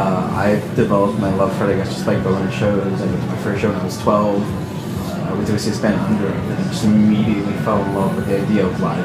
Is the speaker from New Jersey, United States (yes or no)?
yes; Elizabeth, New Jersey, United States; I grew up in Elizabeth, New Jersey.